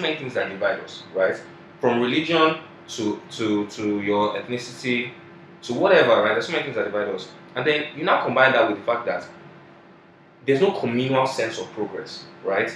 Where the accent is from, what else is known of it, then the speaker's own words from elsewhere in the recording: Nigeria; In my lifetime as a Nigerian, and I've only been a Nigerian